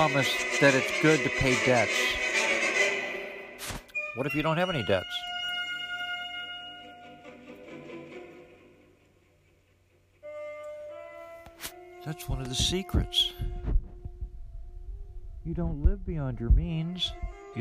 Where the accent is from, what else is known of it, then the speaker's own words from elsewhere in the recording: United States; I'm an American